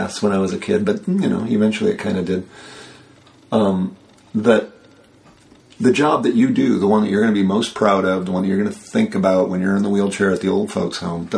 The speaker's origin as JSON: {"language": "English", "town": "Royal Oak", "region": "Michigan", "country": "United States", "tie": "born or raised there", "also_born_or_lived": "Chicago", "moved": "yes", "said": "I grew up in Royal Oak, Michigan, which is the Burbank of Detroit."}